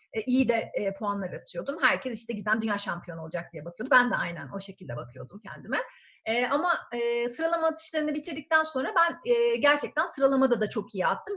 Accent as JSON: {"language": "Turkish", "region": "Ankara", "country": "Turkey", "tie": "born or raised there", "also_born_or_lived": "Germany", "said": "ben 1981'de Ankara'da doğdum"}